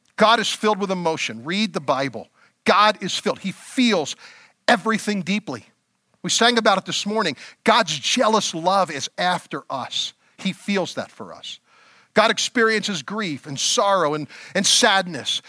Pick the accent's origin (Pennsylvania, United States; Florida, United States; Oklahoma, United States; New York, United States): Pennsylvania, United States; Elverson; I moved out of my hometown of Elverson, Pennsylvania